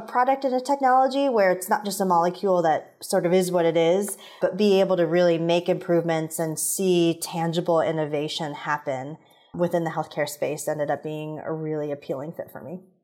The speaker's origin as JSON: {"language": "English", "town": "Indianapolis", "region": "Indiana", "country": "United States", "tie": "born or raised there", "said": "I grew up in Indianapolis, where Eli Lilly is based"}